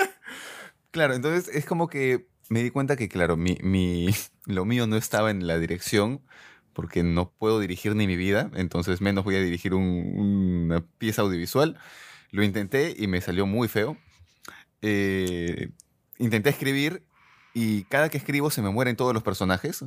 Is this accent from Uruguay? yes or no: no; Peru; Un día más como peruanos